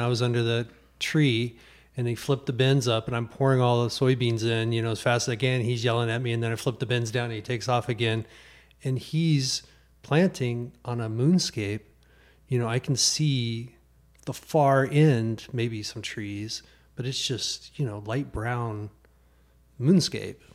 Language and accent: English; Trenton, Missouri, United States; moved away; I grew up in Missouri